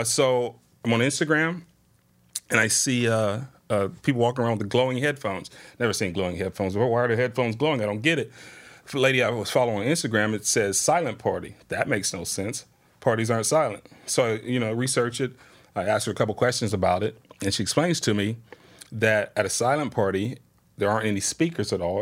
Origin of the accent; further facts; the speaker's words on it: Springfield, Ohio, United States; born and raised in Springfield, Southwest Side resident